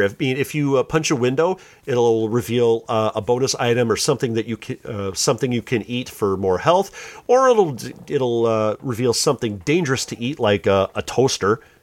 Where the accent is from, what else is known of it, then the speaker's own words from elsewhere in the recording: Joliet, Illinois, United States; my hometown of Joliet